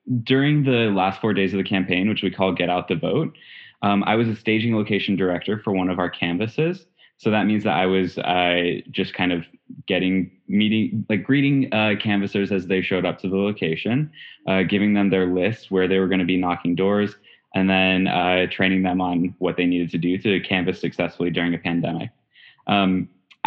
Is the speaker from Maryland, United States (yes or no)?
yes; Chevy Chase, Maryland, United States; I am from Chevy Chase, Maryland.